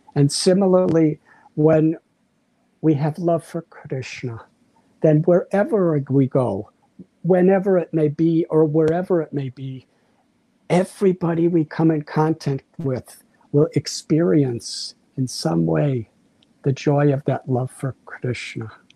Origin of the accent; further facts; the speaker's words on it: United States; moved away; When I was a teenage boy, around 19 years old, growing up in the United States of America